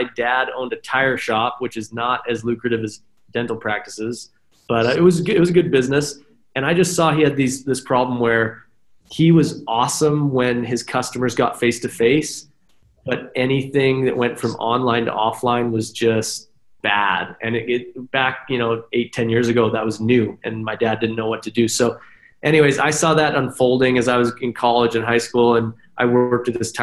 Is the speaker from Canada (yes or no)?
yes; Canada; now in Salt Lake City, United States; I'm originally from Canada